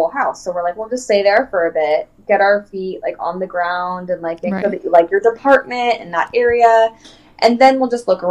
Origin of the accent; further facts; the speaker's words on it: Orange County, California, United States; moved away as an adult; also born or lived in Anaheim, California; now in Sequim, Washington, United States; I'm Californian through and through. Like, I was raised in Orange County